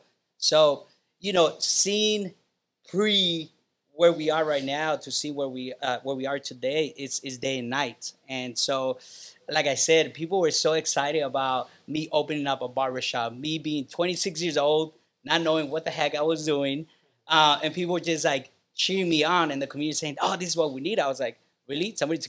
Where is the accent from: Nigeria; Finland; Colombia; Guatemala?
Guatemala; now in Chula Vista, United States; I love to say I'm from Guatemala. I love to say I'm an immigrant. I love to say I grew up in the hood.